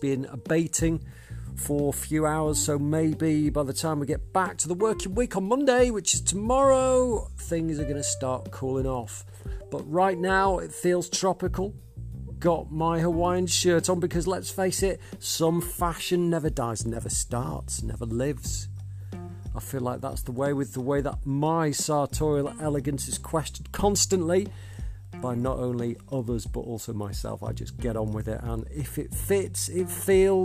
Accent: Southport, North West England, United Kingdom; Southport, northwest of England, my hometown for more years than I care to count.

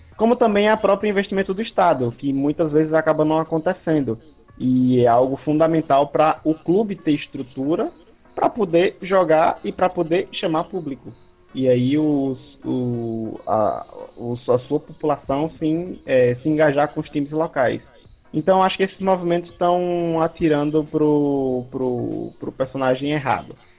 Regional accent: Sergipe, Brazil; eu sou natural de Sergipe

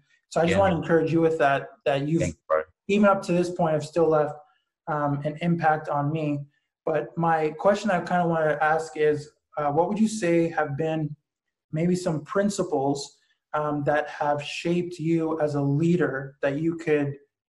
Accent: Ottawa, Ontario, Canada; when I first came back to Ottawa, I should say, because that's my hometown

